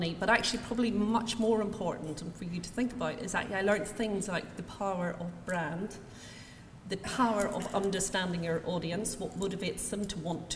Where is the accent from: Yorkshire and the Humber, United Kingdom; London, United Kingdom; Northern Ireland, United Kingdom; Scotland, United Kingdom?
Northern Ireland, United Kingdom; accent: Northern Irish; I'm born and educated in Northern Ireland